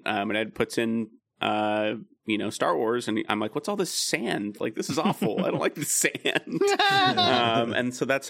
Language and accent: English; California, United States; I loved watching the snow stuff because I'm from Southern California. As a kid, I never saw snow, really.